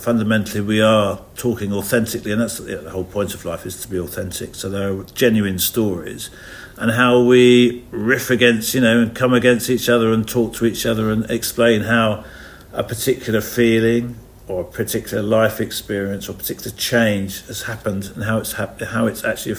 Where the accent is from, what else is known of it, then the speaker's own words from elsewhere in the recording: Watford, East of England, United Kingdom; three chaps from Watford who've lived lives